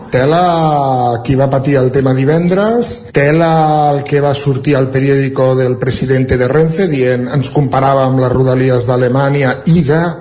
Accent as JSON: {"language": "Catalan", "town": "Centelles", "region": "Catalonia", "country": "Spain", "said": "Bon dia i bon dilluns. … de Centelles."}